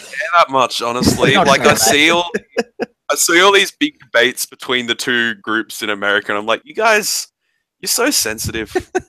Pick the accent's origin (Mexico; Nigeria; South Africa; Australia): Australia; I'm Australian